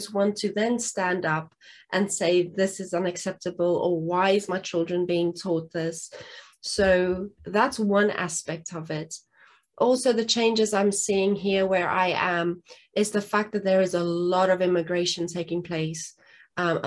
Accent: South Africa; English is a second language; now in England; I'm originally from South Africa

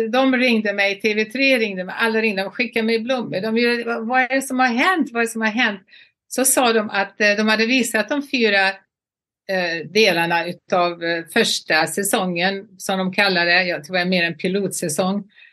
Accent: Borås, Västra Götaland, Sweden; moved away as an adult; also born or lived in Los Angeles, United States; now in Palm Beach, United States; Borås var min hemstad

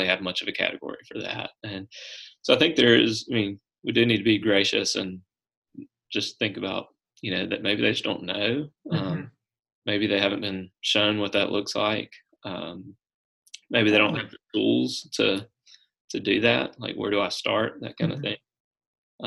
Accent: Brookhaven, United States; So, I grew up in Brookhaven

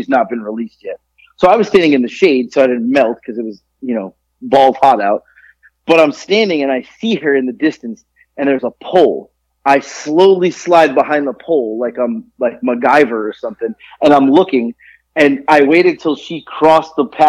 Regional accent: South Florida, United States; moved away as an adult; now in Georgia, United States; growing up in South Florida, we have a melting pot of people

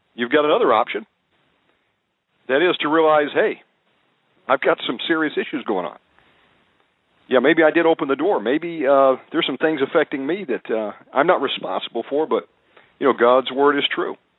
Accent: Georgia, United States; I was born in Georgia

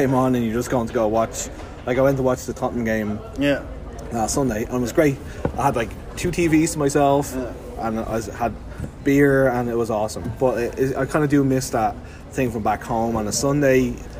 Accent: Ireland; now in Halifax, Canada; being Irish

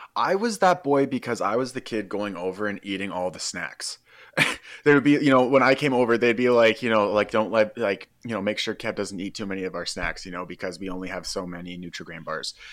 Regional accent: Qualicum Beach, British Columbia, Canada; also born or lived in Peace River; I'm from Vancouver Island, Qualecum Beach

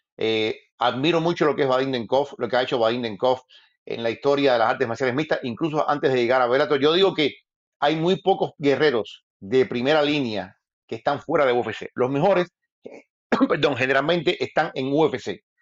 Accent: Cuba; moved away as an adult; después me fui de Cuba, me fui de Cuba y ejercí

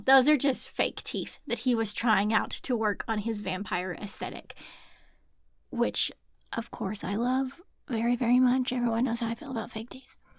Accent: Arkansas, United States; I'm from Arkansas

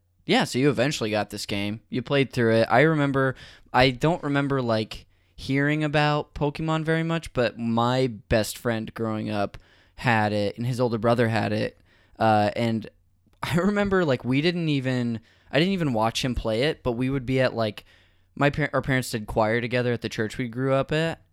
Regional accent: Modesto, California, United States; Northern California, Modesto.

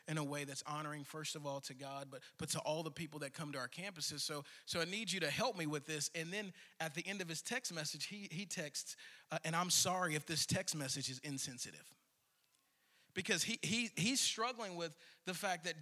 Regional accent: Shreveport, Louisiana, United States; moved away as an adult; also born or lived in California / Arkansas; now in Dallas-Fort Worth, United States; I was born in California, but I grew up in Shreveport, Louisiana

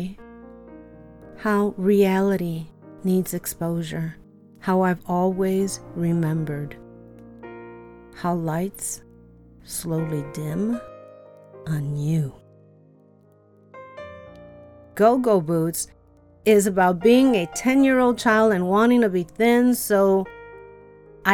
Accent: Chicago, Illinois, United States; the tenement where I grew up in Chicago.

